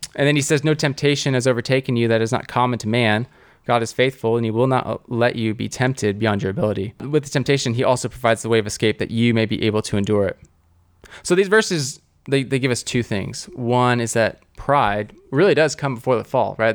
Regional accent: Southern California, United States; I grew up in Southern California

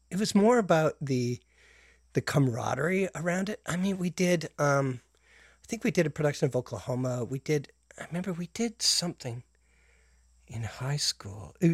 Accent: Calgary, Alberta, Canada; also born or lived in Brampton, Ontario; now in Toronto, Canada; Uh, I was born in Brampton. What? I know, exotic. Uh, and but I was raised in Calgary.

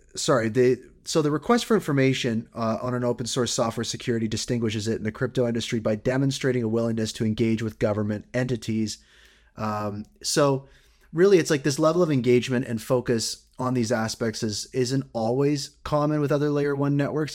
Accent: Canada; as a Canadian

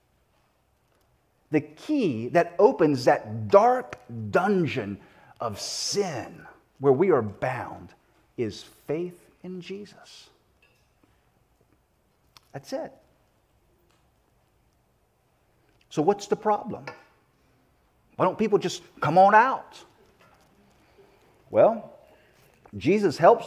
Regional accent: South Carolina, United States; moved away; my upbringing down in the South. I'm from South Carolina

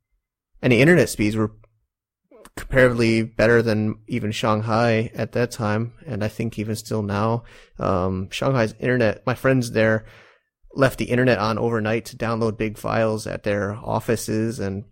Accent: United States; now in Shenzhen, China; American internet dude in China on the Hong Kong border.

